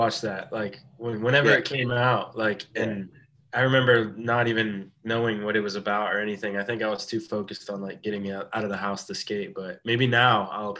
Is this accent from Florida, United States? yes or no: yes; Tampa, Florida, United States; born and raised in Tampa.